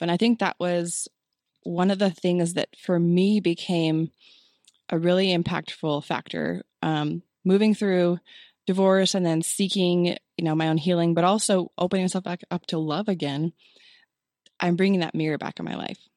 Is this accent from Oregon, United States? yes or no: yes; Oregon, United States; moved away as an adult; also born or lived in Illinois / Texas; now in Utah, United States; born in Illinois, raised in Oregon, so mountain girl